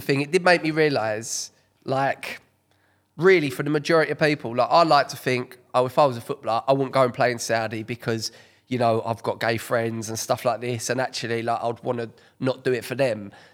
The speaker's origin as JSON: {"language": "English", "area": "Essex", "region": "East of England", "country": "United Kingdom", "tie": "born or raised there", "said": "my upbringing, growing up in Essex"}